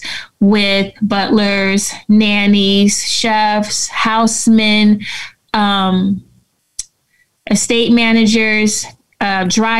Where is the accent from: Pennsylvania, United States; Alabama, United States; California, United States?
California, United States; San Francisco; I grew up in San Francisco